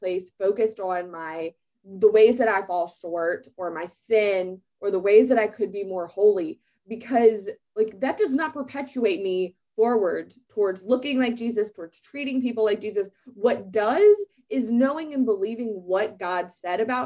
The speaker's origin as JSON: {"language": "English", "region": "Southern Louisiana", "country": "United States", "said": "I'm like spicy Southern Louisiana girl"}